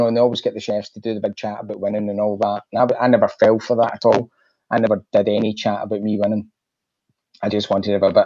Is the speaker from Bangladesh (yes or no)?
no; Glasgow, Scotland, United Kingdom; I grew up in Glasgow